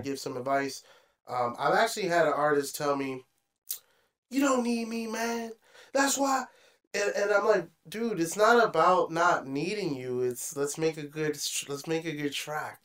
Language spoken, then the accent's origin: English; Hyattsville, Maryland, United States; we grew up in Hodgesville